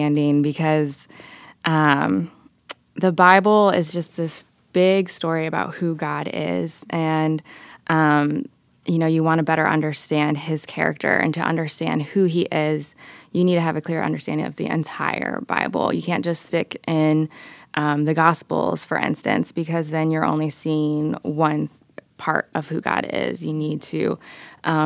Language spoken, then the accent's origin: English; Dayton, Ohio, United States; I was born and raised here in Dayton, Ohio, lived here my entire life